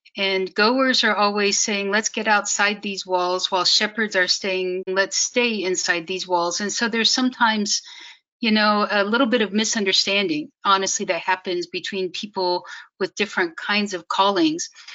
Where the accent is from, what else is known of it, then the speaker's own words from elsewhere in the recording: Kansas City, Missouri, United States; moved away as an adult; also born or lived in China Afghanistan border; I grew up in Kansas City, which is mostly in Missouri